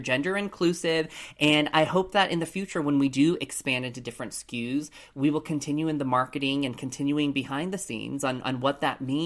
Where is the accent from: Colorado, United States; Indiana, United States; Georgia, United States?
Colorado, United States; Colorado Springs; Growing up in Colorado Springs, Colorado, I was the only lone Asian person growing up in my school